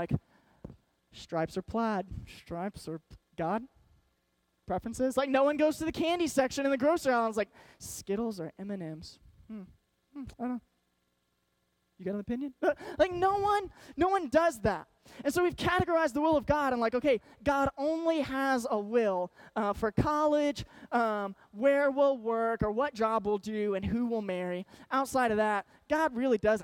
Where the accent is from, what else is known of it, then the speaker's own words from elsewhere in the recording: Arkansas, United States; moved away; My whole family was from Arkansas. I grew up in Arkansas